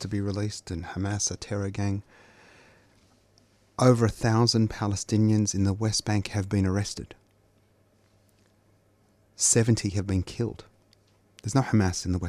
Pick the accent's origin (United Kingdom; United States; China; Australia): Australia; I'm Australian too